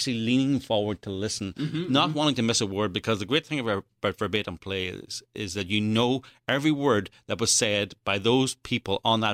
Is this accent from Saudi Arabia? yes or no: no; Northern Ireland, United Kingdom; accent: Irish; moved away; I come from Northern Ireland, I grew up during the Troubles.